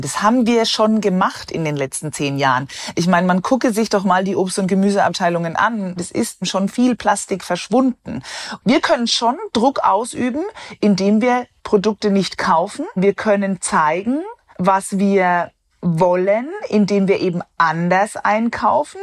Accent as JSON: {"language": "German", "country": "Germany", "said": "Bei uns in Deutschland"}